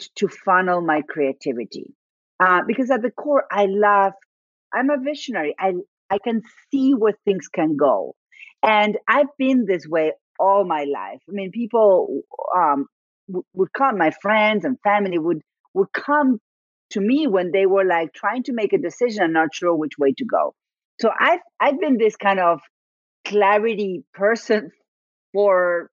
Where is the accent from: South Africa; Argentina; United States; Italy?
Argentina; first language Spanish; English is a second language; moved away